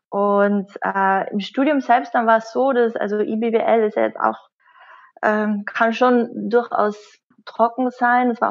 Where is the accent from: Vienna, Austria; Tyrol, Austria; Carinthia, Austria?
Carinthia, Austria; moved away as an adult; groß geworden bin ich in Österreich, in mhm. Kärnten. Mhm und bin dann ähm, mit 18 äh, so schnell wie möglich äh, in die größte Stadt äh, gegangen